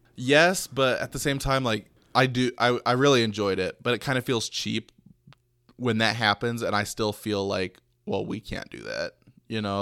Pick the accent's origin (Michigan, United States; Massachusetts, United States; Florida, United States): Michigan, United States; Detroit; Growing up in the Metro Detroit area